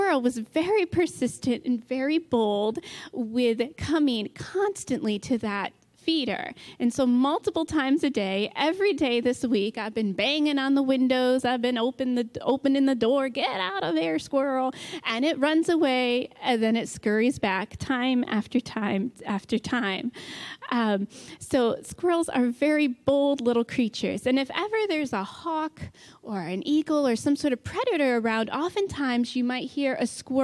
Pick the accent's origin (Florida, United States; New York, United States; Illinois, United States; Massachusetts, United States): New York, United States; now in Michigan, United States; where I grew up in New York State, I pretty much only saw gray squirrels